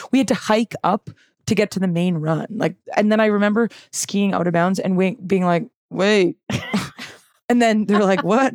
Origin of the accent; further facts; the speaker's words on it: West Vancouver, British Columbia, Canada; I'm from Vancouver. I'm from the North Shore of okay. Vancouver. West Vancouver. Born and raised